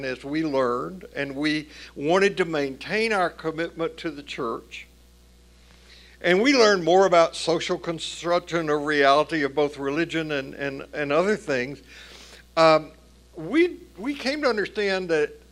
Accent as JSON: {"language": "English", "region": "Tennessee", "country": "United States", "tie": "born or raised there", "said": "growing up in the Southern Baptist Church in Tennessee"}